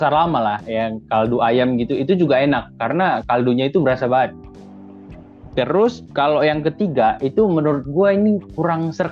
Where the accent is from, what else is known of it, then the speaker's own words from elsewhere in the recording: Aceh, Indonesia; jadi gua yang sebagai orang Aceh sering makan mie Aceh